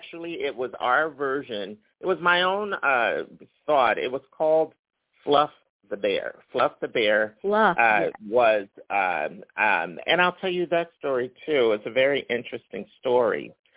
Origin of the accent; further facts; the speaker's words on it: Philadelphia, Pennsylvania, United States; moved away as an adult; also born or lived in Los Angeles; I'm from Philadelphia, so I grew up looking at every corner, and there's Temple University.